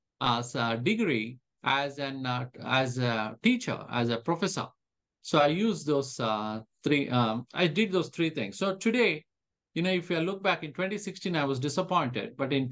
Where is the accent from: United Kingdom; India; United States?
India; now in Calgary, Canada; when I moved from India to Canada, to Calgary specifically, Calgary was pretty much an oil town.